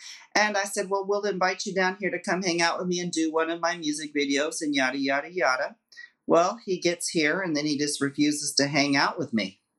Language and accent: English; Texas, United States; where I'm from in Texas, we kind of have a y'all.